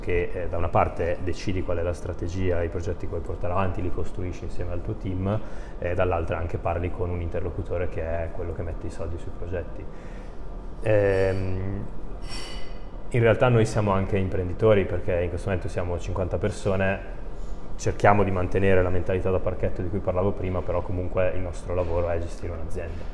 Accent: Brescia, Lombardy, Italy; io sono bresciano

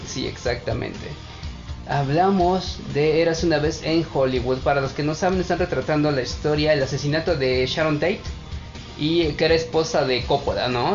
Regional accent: Mexico; siendo mexicanos

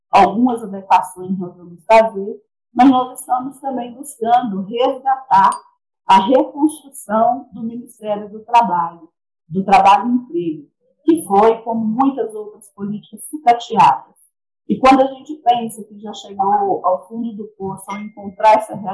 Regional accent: Ipatinga, Minas Gerais, Brazil; é, sou de Ipatinga, Minas Gerais

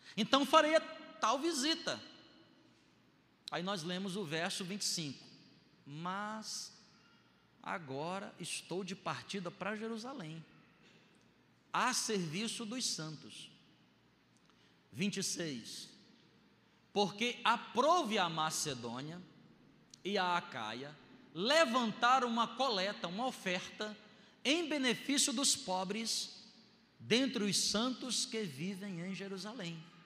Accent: Brazil; eu sou brasileiro

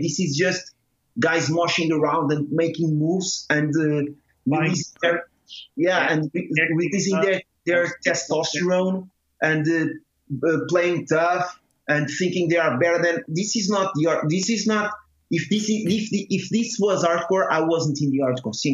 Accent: Torres Vedras, Lisbon, Portugal; my hometown, Torres Vedras.

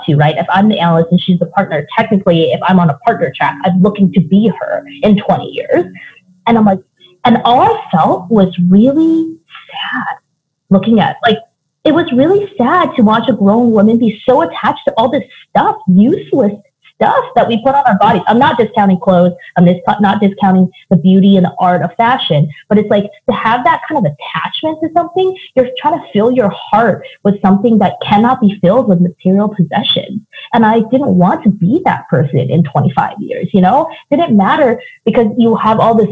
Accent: Seattle, Washington, United States; moved away; I grew up in Seattle

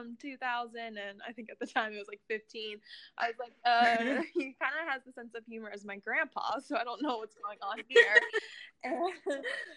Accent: Columbus, United States; moved away as an adult; also born or lived in Atlanta; I grew up in Columbus

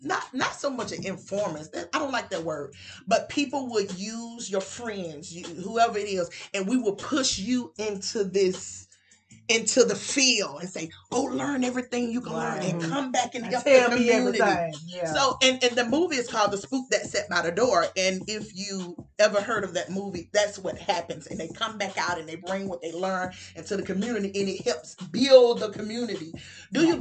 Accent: the South, United States; now in Tuscaloosa, United States; I'm from the South. I stay in Tuscaloosa.

